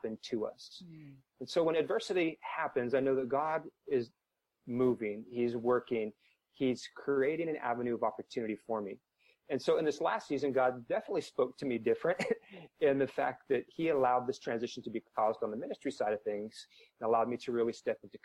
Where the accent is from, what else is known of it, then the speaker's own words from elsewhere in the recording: Washington, United States; moved away as an adult; also born or lived in Southern California; now in St. Louis, United States; Washington is where I started, my home state